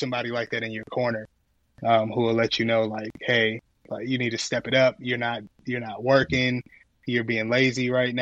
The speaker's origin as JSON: {"language": "English", "town": "Akron", "region": "Ohio", "country": "United States", "tie": "born or raised there", "said": "I was born in Akron, Ohio"}